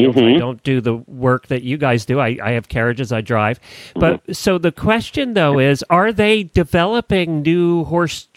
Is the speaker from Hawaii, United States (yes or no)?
no; New Holland, Pennsylvania, United States; now in Florida, United States; I grew up in New Holland, went to Garden Spot